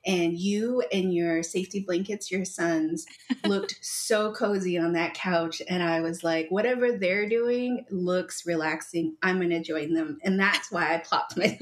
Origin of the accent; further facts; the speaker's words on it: United States; now in Albuquerque, United States; I am Deneh Navajo from the Navajo Nation, grew up on the nation. I currently live here in Albuquerque, New Mexico